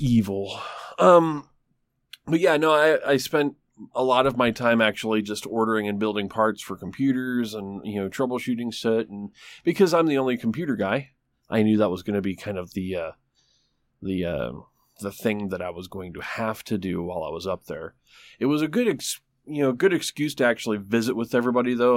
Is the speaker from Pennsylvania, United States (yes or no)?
no; Traverse City, Michigan, United States; now in Tulsa, United States; right around Traverse City, Michigan, it's my hometown